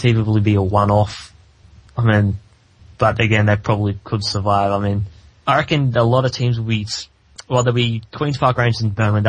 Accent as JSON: {"language": "English", "country": "Australia", "said": "Australian, we are Australian"}